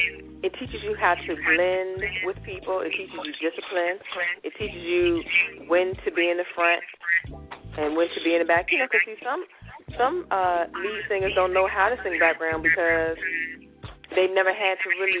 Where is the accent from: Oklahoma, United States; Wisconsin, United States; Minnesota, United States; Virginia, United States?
Virginia, United States; Richmond; I am from Richmond, Virginia.